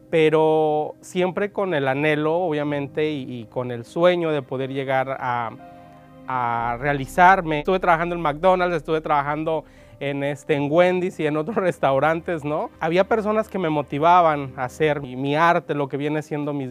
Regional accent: San Martín, Michoacán, Mexico; Nací en Michoacán, en un pueblito muy pequeño que se llama San Martín municipio de, Pastor Ortiz. Así es que, este, bueno, desde niño fui inspirado con mis tías ahí

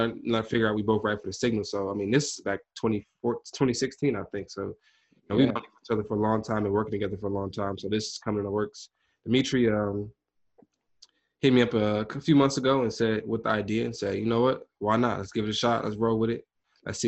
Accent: Detroit, Michigan, United States; now in Atlanta, United States; I'm from Detroit, not from Atlanta.

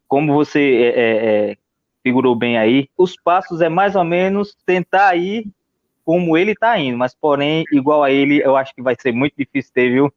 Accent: Santa Cruz do Capibaribe, Pernambuco, Brazil; sou aqui de Santa Cruz de Caparibe

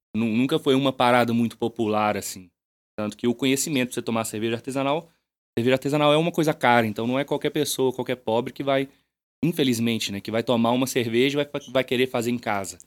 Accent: Matozinhos, Minas Gerais, Brazil; eu sou de Matuzinhos, aqui do lado.

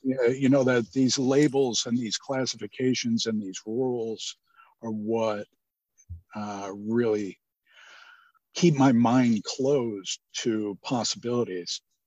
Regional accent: Cleveland, Ohio, United States; I grew up in Cleveland, and we had a really good on the west side of Cleveland

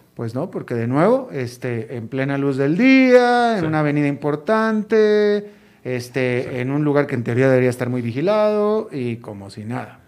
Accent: Monterrey, Nuevo León, Mexico; mi ciudad natal, Monterrey

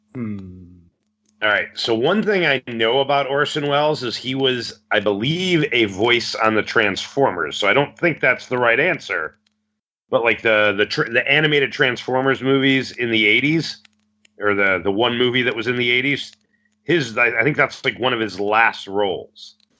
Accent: Chicago, Illinois, United States; I am from Chicago, Illinois

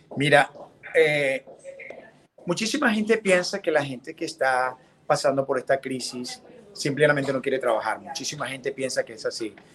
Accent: Venezuela; moved away as an adult; now in Miami, United States; yo soy venezolano de padres colombianos, tengo ya 26 años viviendo acá en Miami

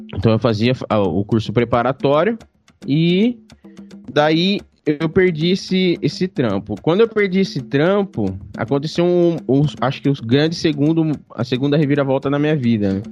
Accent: Barra Bonita, São Paulo, Brazil; moved away; Eu sou de Barra Bonita

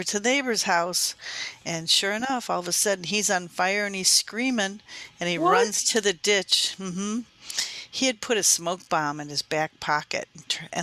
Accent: Chicago, Illinois, United States; I was born and raised in the Chicagoland area in the suburbs, just across the fence of O'Hare Airport

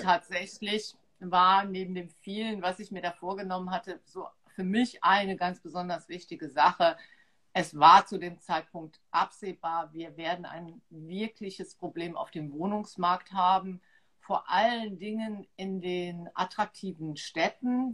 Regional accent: Trier, Rhineland-Palatinate, Germany; moved away as an adult; now in Mainz, Germany; geboren bin ich halt in Trier, dort aufgewachsen

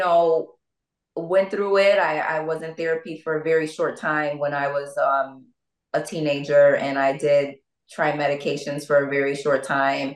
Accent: Bridgeport, Connecticut, United States; also born or lived in Norwalk, Connecticut; I'm from Bridgeport, Connecticut, and, you know, I was born in Norwalk, raised in Bridgeport

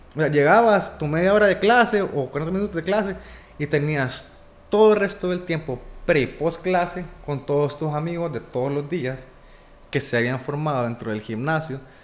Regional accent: Honduras; nací en Honduras

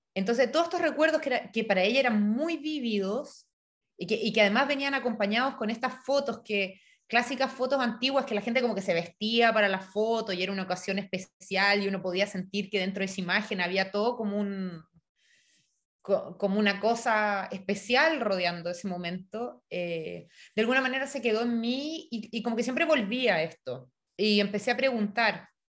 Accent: Chile; moved away as an adult; also born or lived in Europe; me fui eh, a estudiar de Chile a Europa

